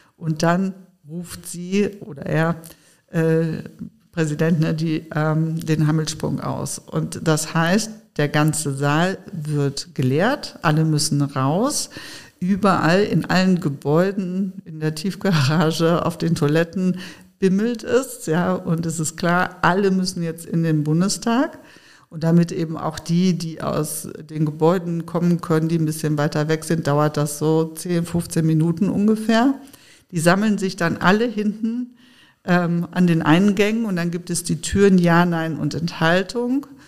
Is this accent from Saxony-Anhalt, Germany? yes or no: no; Sauerland, North Rhine-Westphalia, Germany; moved away as an adult; also born or lived in Frankfurt; ich bin im Sauerland groß geworden, sehr ländlich